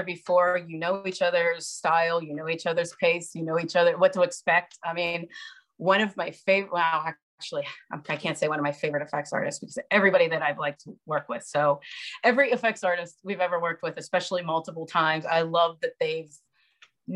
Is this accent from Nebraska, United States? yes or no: no; Monroeville, Pennsylvania, United States; that's my hometown growing up